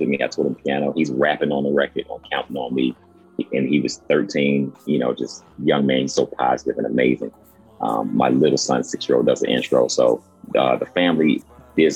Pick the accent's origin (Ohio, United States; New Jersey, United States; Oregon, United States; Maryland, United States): Maryland, United States; Baltimore; me growing up in Baltimore